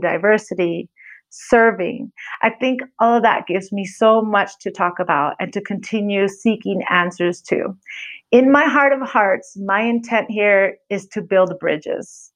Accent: California, United States; accent: American; moved away as an adult; now in Mexico City, Mexico; I'm from California, moved to Mexico City 4.5 years ago to work for a nonprofit.

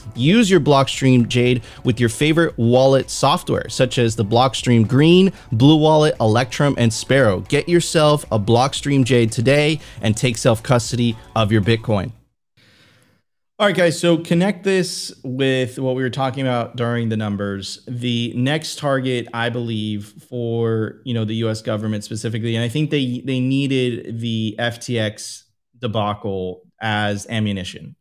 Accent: Miami Beach, Florida, United States; born or raised there

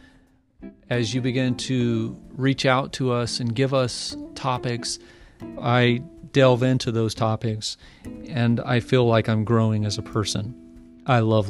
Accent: United States; my pride in being an American

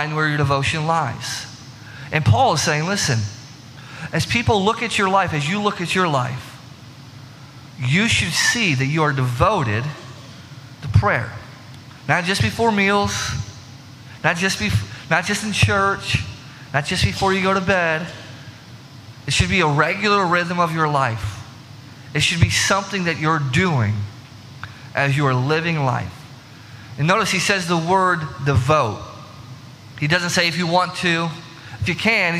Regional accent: Illinois, United States; growing up in Illinois

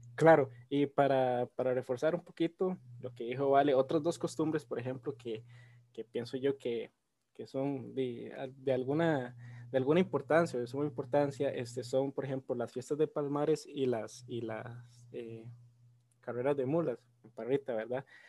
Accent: Costa Rica

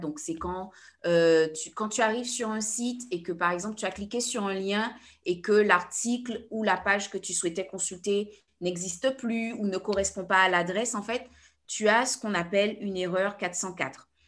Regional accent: Guadeloupe; je suis guadeloupéenne

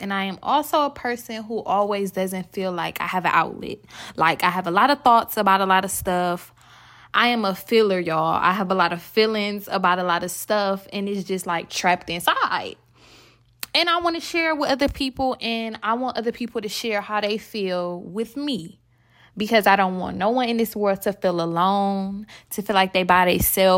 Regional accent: Milwaukee, Wisconsin, United States; now in Atlanta, United States; I live in Atlanta, Georgia, and I am from Milwaukee, Wisconsin.

